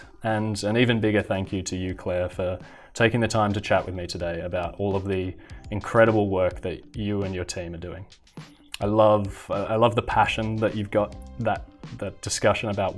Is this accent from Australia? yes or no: yes; Australia; As an Australian